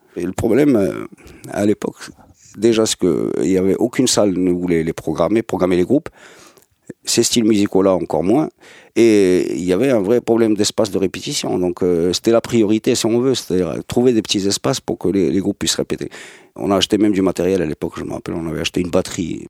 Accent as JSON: {"language": "French", "town": "Casablanca", "region": "Casablanca-Settat", "country": "Morocco", "tie": "born or raised there", "said": "Je suis né en 72 à Casablanca, à La Folle plus précisément, les années 70 à Gauthier, des années 80 à Gauthier, les années 90 à Gauthier"}